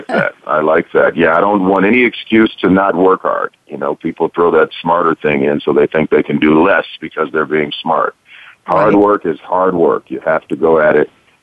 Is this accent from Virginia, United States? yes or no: no; Detroit, Michigan, United States; I grew up in Detroit, and I come from a musical family.